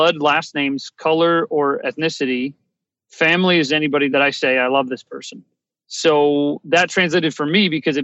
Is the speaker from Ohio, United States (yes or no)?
yes; Ohio, United States; I grew up in Ohio